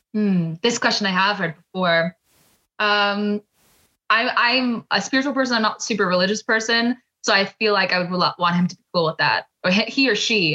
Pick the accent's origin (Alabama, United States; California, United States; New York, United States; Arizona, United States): New York, United States; they heard I was from New York